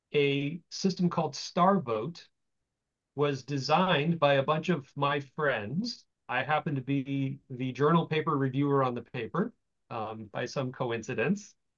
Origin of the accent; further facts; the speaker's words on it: Florida, United States; moved away as an adult; also born or lived in California; I was from Florida